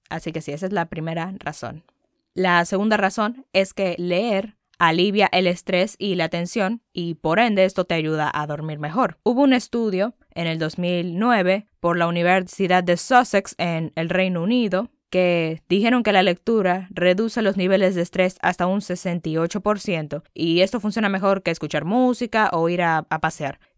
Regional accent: Dominican Republic; sí, soy dominicana, pero obviamente no hablo como una dominicana

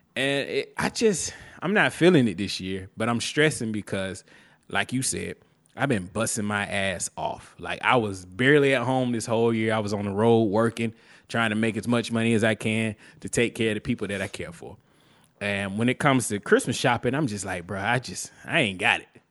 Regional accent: Alabama, United States; I'm from Alabama

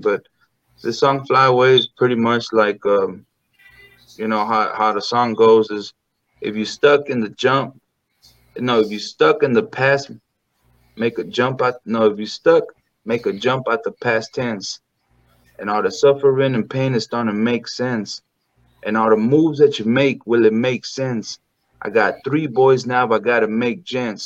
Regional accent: Texas, United States; my hometown, all the Mexicans and, you know, everybody just that we were raised with and just, you know, a whole border town type of a feeling

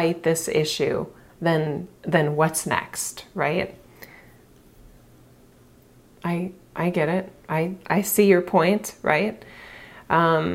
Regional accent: United States; I'm obviously an American

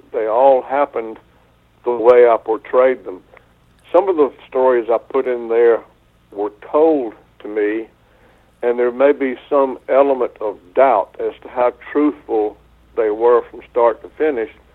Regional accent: southeastern North Carolina, United States; this property near my hometown in southeastern North Carolina

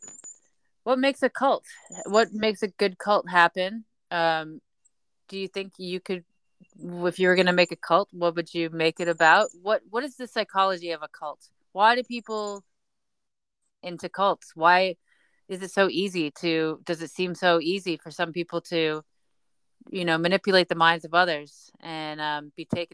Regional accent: United Kingdom; As British people

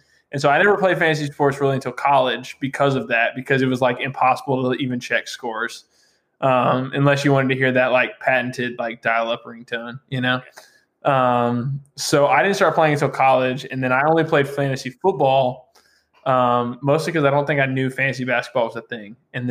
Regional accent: Huntsville, United States; I lived in the middle of nowhere. I grew up in Huntsville, which is like the sticks.

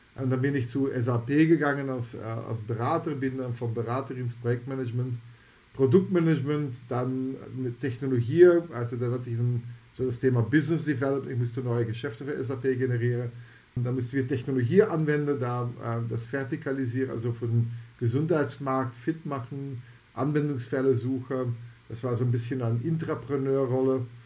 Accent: Antwerp, Flanders, Belgium; German is a second language; moved away; Ich komme ursprünglich aus Antwerpen, das liegt in Belgien

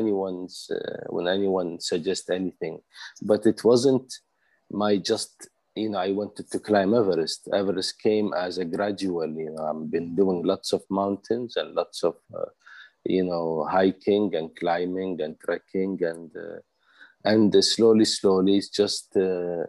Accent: Kuwait; also born or lived in Switzerland; I'm from Kuwait, but I reside part-time in Switzerland.

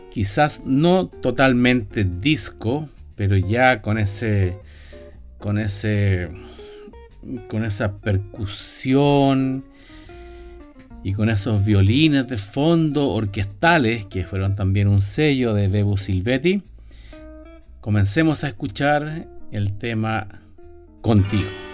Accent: Viña del Mar, Valparaíso, Chile; Viña del Mar, mi ciudad natal

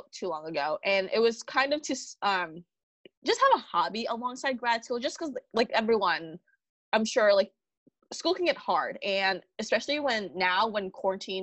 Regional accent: New York City, New York, United States; I'm from New York City

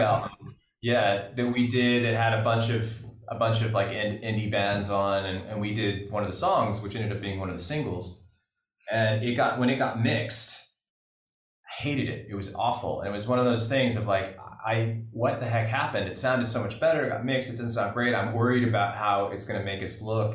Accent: California, United States; growing up in California

